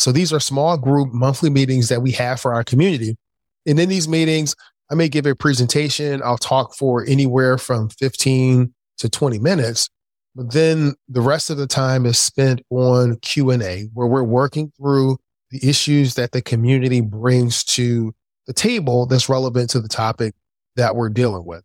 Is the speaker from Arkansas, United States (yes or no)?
no; Philadelphia, Pennsylvania, United States; I grew up in Philadelphia. the inner city of Philadelphia.